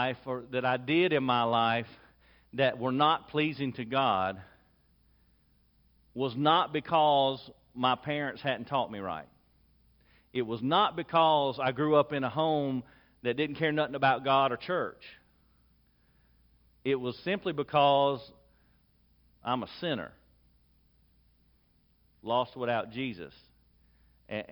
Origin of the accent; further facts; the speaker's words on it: Lexington, South Carolina, United States; I was born in 1972 in Lexington, South Carolina, to parents who prioritized going to church